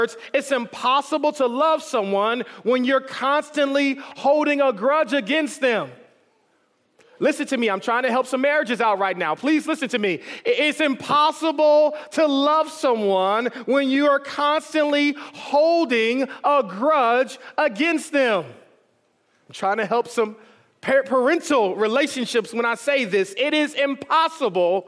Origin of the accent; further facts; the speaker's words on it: Detroit, Michigan, United States; growing up in Detroit, Michigan, which had a population at the time of 89% of African Americans